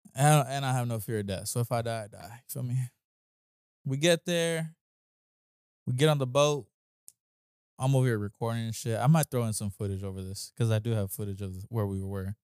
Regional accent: near San Bernardino, California, United States; now in Los Angeles, United States; that's close to my hometown

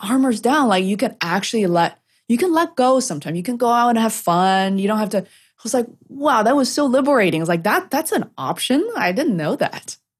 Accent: China; moved away; I'm originally coming, uh, come from China

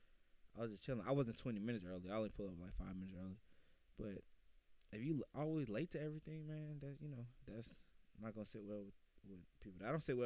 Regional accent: Decatur, Georgia, United States; I am from Decatur, Georgia

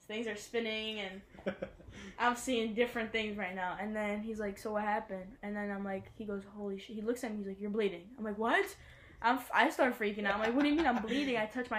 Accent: Albania; now in New Jersey, United States; I'm originally from Albania

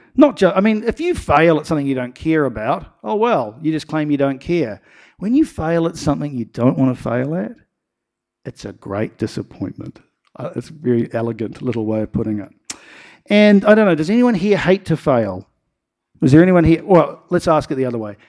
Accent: Nelson, New Zealand; growing up in Nelson

